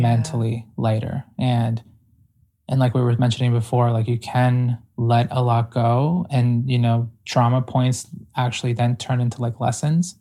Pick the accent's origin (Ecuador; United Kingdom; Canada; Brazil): Ecuador; I was born in Ecuador